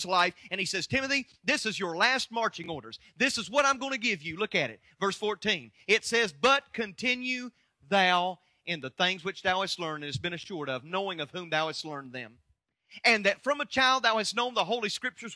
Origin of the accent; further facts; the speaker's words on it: United States; I'm an American